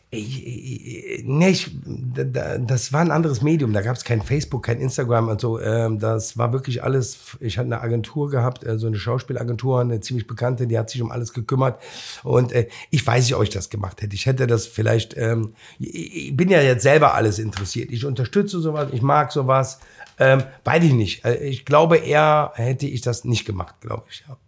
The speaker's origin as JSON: {"language": "German", "town": "Cologne", "region": "North Rhine-Westphalia", "country": "Germany", "said": "ich bin aus Köln-Mühlheim"}